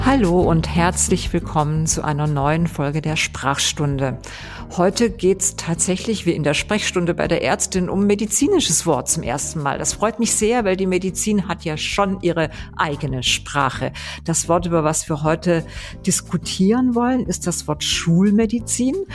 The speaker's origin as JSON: {"language": "German", "town": "Weingarten", "region": "Baden-Württemberg", "country": "Germany", "said": "Ich komme ja aus Ravensburg-Weingarten und erfunden hat es einer aus Weingarten, also meine ja. Heimat"}